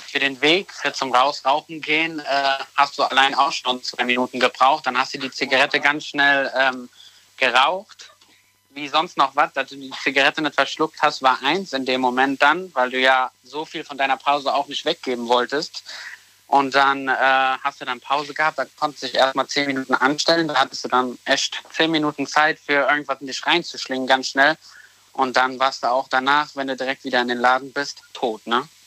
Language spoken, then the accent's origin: German; Koblenz, Rhineland-Palatinate, Germany; Aus Koblenz.